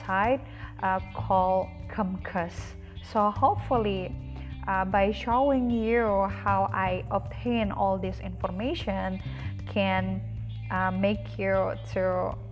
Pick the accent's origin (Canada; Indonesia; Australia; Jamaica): Indonesia; English is a second language; I'm from Indonesia. So you know that English, it's not my first language.